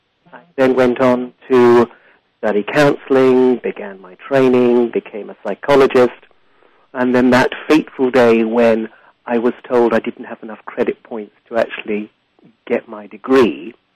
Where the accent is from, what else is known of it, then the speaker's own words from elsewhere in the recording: England, United Kingdom; also born or lived in Africa; But in the end, my most of my childhood was in Africa and my adolescence in England.